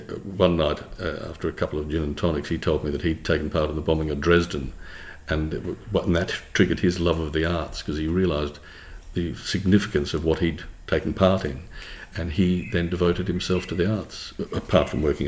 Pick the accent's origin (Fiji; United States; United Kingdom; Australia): Australia; Western Australia; I went to a Christian Brothers school, Aquinas College. That Aquinas then was the top, certainly, sporting school in Western Australia